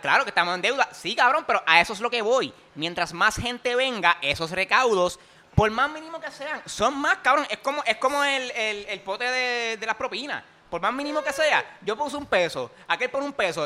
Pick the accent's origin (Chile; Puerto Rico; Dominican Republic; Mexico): Puerto Rico; yo soy millonario boricua